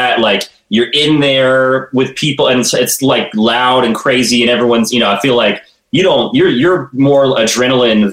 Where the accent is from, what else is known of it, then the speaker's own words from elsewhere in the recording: Tallahassee, Florida, United States; I'm from Tallahassee